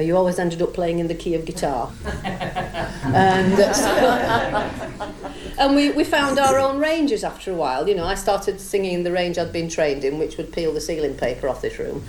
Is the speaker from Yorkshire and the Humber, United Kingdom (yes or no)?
yes; Yorkshire and the Humber, United Kingdom; we're all from Yorkshire